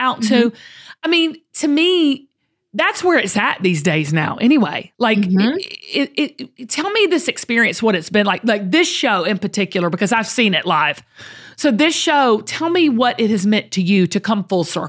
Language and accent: English; the South, United States; As a true Southerner